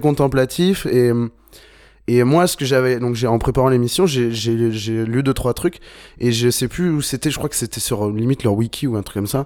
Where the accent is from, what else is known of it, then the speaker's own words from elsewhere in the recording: Bordeaux, Nouvelle-Aquitaine, France; on est de Bordeaux